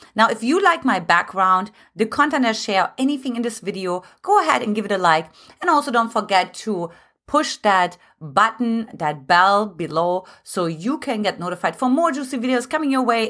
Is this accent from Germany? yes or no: yes; Germany; moved away as an adult; now in United States; originally I'm from Germany